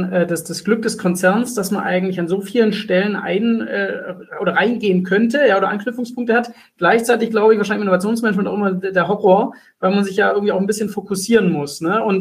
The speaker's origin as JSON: {"language": "German", "town": "Stuttgart", "region": "Baden-Württemberg", "country": "Germany", "said": "vor allem die Firma Zyplin äh, als Stuttgarter natürlich"}